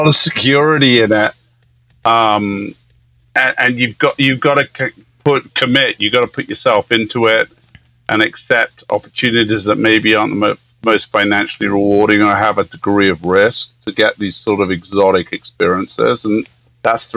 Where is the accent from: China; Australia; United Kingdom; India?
United Kingdom; England; moved away as an adult; also born or lived in Southern Africa; now in Yosemite National Park, United States; I grew up in England